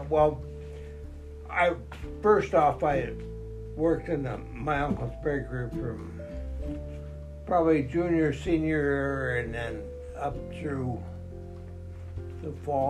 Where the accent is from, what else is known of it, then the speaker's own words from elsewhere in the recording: Helena, Montana, United States; also born or lived in Kalispell, Montana; I grew up in Helena